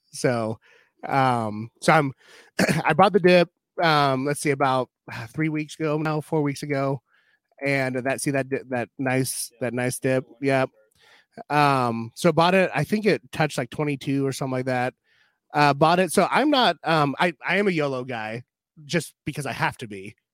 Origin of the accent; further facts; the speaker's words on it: Pacific Northwest, United States; now in Iowa, United States; I'm from the Pacific Northwest